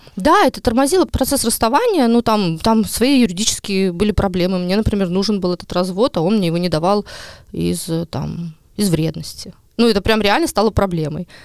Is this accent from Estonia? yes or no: yes; Ahtme, Ida-Viru County, Estonia; now in Narva, Estonia; я сама из Адавирума